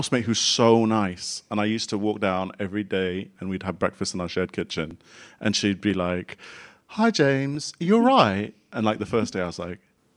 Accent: Singapore; also born or lived in Bath / Kent / Ecuador; now in London, United Kingdom; I grew up in Singapore. But neither of my parents were from Singapore

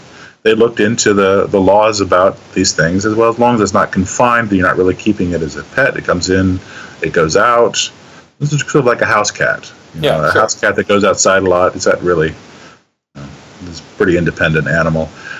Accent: Kansas, United States; my home state of Kansas

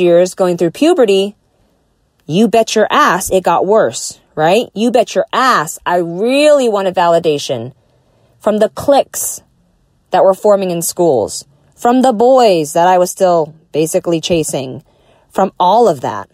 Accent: Southern California, United States; I grew up in Southern California.

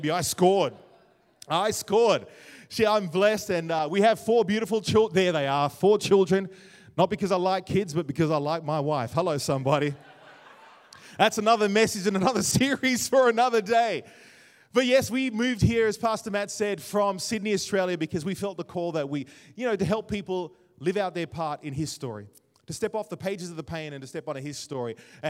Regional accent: Jamaica; Growing up in Jamaica, it was fun as well

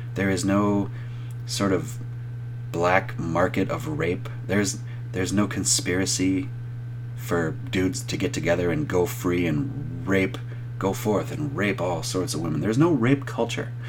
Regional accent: United States

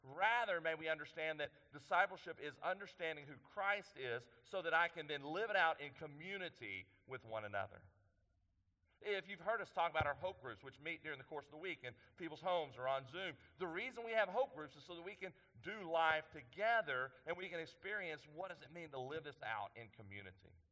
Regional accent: East Texas, United States; I'm from East Texas, so I say that word a little funny

